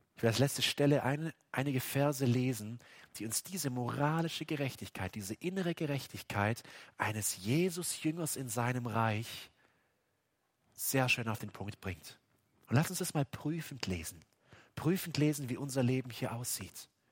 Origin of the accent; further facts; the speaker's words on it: Baden-Württemberg, Germany; selbst bei uns in Baden-Württemberg